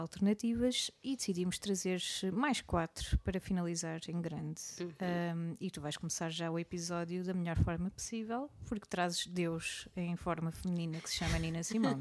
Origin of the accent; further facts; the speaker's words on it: Portugal; accent: tuga; com um sotaque mais tuga